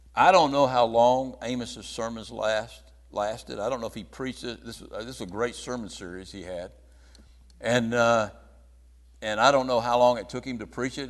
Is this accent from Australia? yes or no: no; United States; I was born in America.